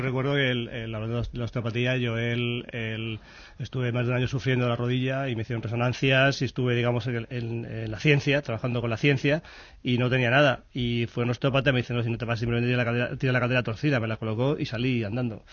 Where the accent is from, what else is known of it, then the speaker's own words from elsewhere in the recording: Madrid, Community of Madrid, Spain; soy de Carabanchel